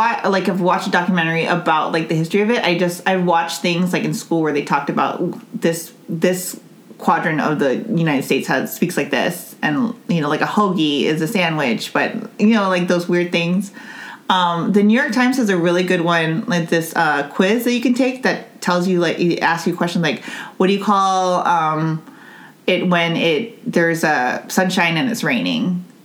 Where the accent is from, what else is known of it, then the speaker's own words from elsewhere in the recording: Northern Mariana Islands; because, like, you know, growing up in Saipan, no one had... I mean, you have an island accent. I don't have one.